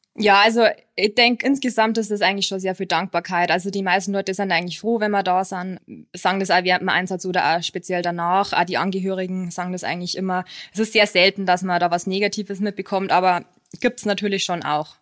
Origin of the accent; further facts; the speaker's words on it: Lower Bavaria, Germany; moved away as an adult; now in Munich, Germany; komme ursprünglich aus Niederbayern